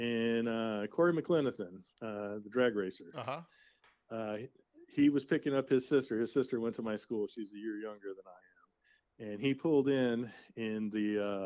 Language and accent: English; La Habra Heights, California, United States; I grew up in La Habra Heights